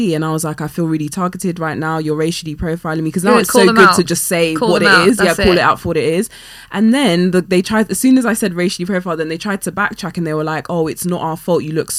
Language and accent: English; London, United Kingdom; not just black, I'm, you know, I'm West African, I'm Ghanaian, etc., then I would be very upset. But I think growing up in West London, which is majority white, like where I particularly live, and I've even recently moved to Chelsea, which is even more